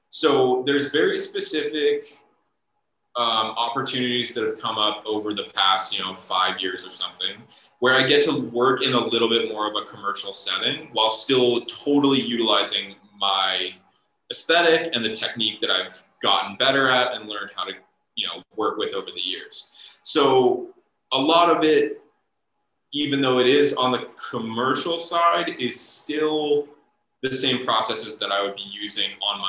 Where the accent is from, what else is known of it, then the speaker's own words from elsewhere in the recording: Midwest, United States; you know, growing up in the Midwest, like my uncle's favorite restaurant was Cracker Barrel.